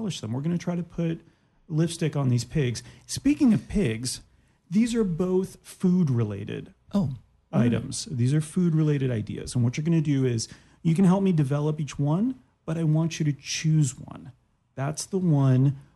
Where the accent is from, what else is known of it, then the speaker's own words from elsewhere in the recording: Canada; I'm Canadian